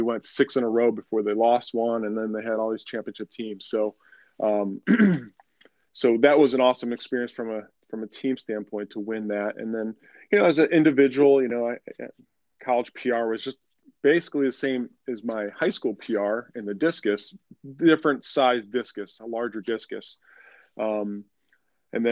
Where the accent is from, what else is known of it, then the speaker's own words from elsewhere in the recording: Syracuse, New York, United States; moved away as an adult; also born or lived in Wilmington, North Carolina; I'm from Syracuse, New York originally